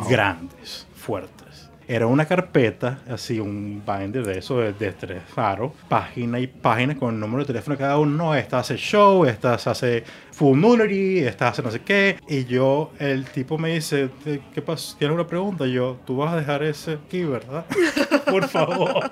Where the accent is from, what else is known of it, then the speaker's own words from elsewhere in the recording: Puerto La Cruz, Anzoátegui, Venezuela; also born or lived in Margarita, Venezuela; now in Miami, United States; Nací en Margarita y muy joven nos vamos a Puerto La Cruz.